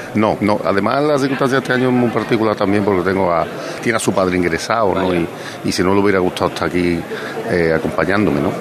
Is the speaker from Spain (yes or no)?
yes; Mairena del Alcor, Andalusia, Spain; estuve en mi pueblo que hacía tiempo que no, que no podía disfrutar tanto tiempo también de la hermandad de la borriquita de mi pueblo. Que aunque yo soy soleano, soy de la hermandad de la soledad de Mairena